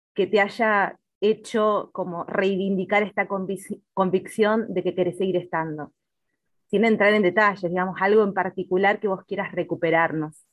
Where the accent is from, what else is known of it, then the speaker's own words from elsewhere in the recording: Neuquén / Patagonia, Argentina; quienes somos neuquinas o patagónicas